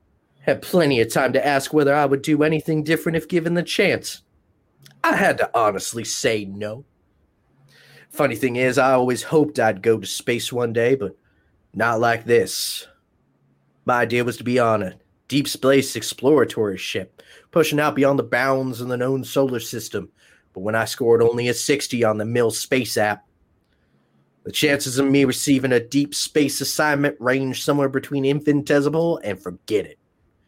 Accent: Orlando, Florida, United States; also born or lived in Los Angeles; Maybe something to do with growing up in Orlando, Florida, and Los Angeles.

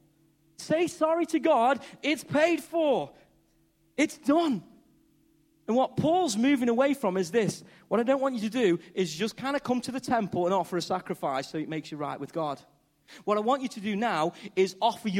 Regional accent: Stoke-on-Trent, West Midlands, United Kingdom; accent: Stokey; I'm a bloke from Stoke, first time abroad, and I'm talking English, and I'm talking Stokey

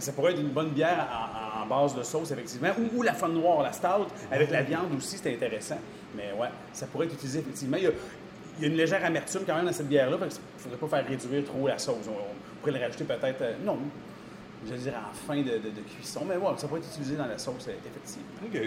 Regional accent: Sherbrooke, Quebec, Canada; now in Rivière-du-Loup, Canada; je ne suis pas de la région. je viens de Sherbrooke

